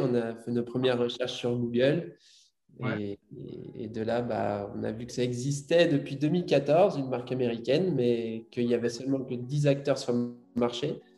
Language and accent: French; Brittany, France; je suis breton. Euh, morbihanais.